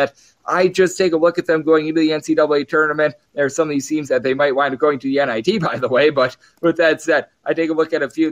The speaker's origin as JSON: {"language": "English", "region": "Wisconsin", "country": "United States", "tie": "born or raised there", "moved": "yes", "lives_now": "Las Vegas, United States", "said": "a man that was born and raised in Wisconsin and came out here to lovely Las Vegas"}